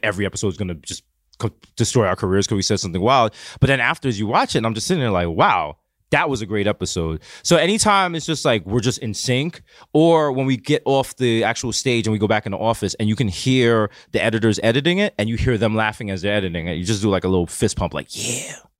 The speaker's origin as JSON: {"language": "English", "town": "New York City", "region": "New York", "country": "United States", "tie": "born or raised there", "said": "growing up in the Bronx"}